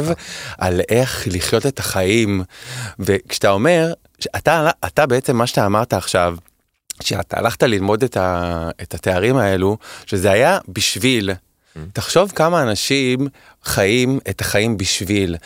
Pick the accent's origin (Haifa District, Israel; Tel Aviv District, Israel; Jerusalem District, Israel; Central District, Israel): Tel Aviv District, Israel; Holon; also born or lived in Kerem HaTeimanim, Tel Aviv; now in Tel Aviv, Israel; אני גדלתי בחולון